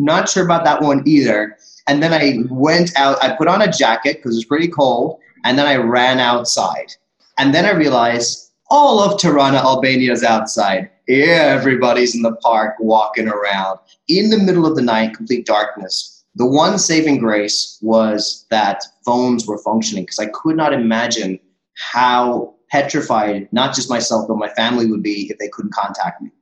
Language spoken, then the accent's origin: English; India; as an Indian